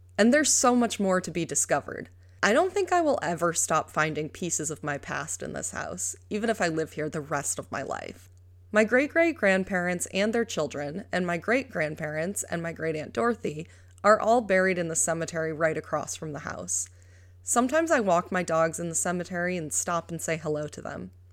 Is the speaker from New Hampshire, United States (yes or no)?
no; New York, United States; I adore New York, my home state